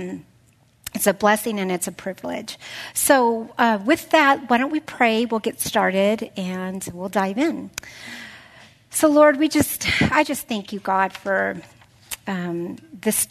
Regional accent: North County, California, United States; I'm from North County, so my family's here

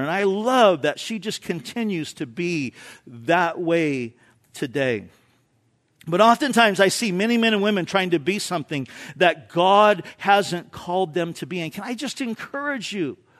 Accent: Orange County, California, United States; moved away; I grew up in Orange County

